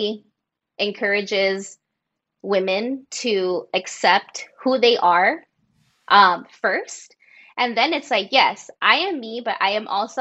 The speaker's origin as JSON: {"language": "English", "country": "United States", "tie": "born or raised there", "said": "I was born here, I'm American"}